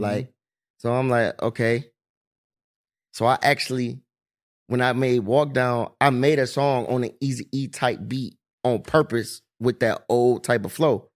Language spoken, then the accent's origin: English; East Cleveland, Ohio, United States; I'm from E C, I'm from Nose Ave.